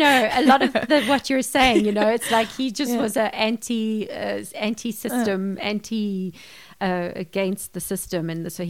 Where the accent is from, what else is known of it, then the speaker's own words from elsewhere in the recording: United Kingdom; also born or lived in London; I'm British also, actually.